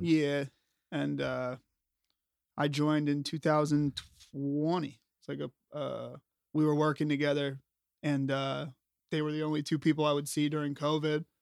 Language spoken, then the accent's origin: English; Scranton, Pennsylvania, United States; moved away as an adult; now in Philadelphia, United States; I'm from Scranton, P A. I moved to Philly in two thousand fifteen